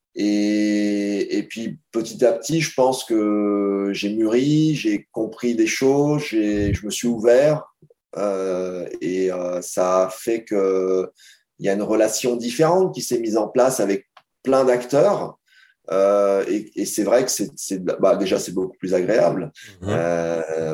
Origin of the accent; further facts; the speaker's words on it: France; en tant que Français